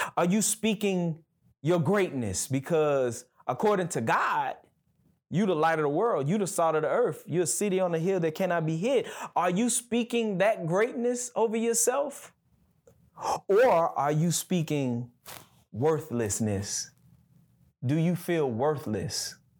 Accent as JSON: {"language": "English", "region": "Gulf Coast", "country": "United States", "moved": "yes", "lives_now": "Birmingham, United States", "said": "I'm from the Gulf Coast, so everything where I'm from is flat, right? So, I can remember when I first got to Birmingham"}